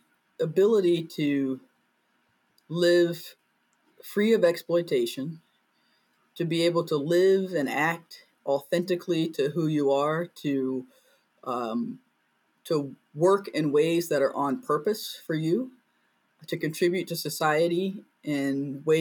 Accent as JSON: {"language": "English", "town": "Greensboro", "region": "North Carolina", "country": "United States", "tie": "born or raised there", "said": "I'm originally from Greensboro, North Carolina"}